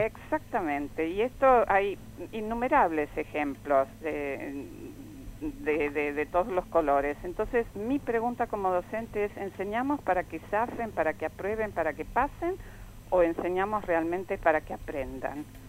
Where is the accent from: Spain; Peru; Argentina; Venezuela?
Argentina; a mí como argentina